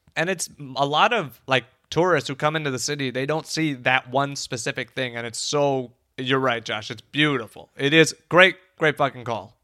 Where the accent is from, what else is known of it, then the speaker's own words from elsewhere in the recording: Chicago, Illinois, United States; I am a Chicagoan